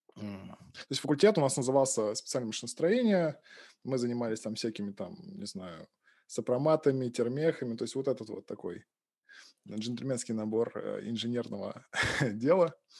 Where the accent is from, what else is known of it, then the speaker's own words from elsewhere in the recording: Balashikha, Moscow Oblast, Russia; moved away as an adult; now in Pushkin, Russia; родился я в Подмосковье, в городе Балашиха. Собственно, там я учился в школе и... Жил там, пока учился в университете